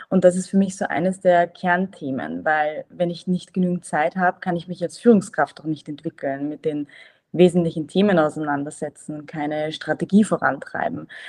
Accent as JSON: {"language": "German", "region": "Vienna", "country": "Austria", "said": "ich bin ursprünglich aus Wien"}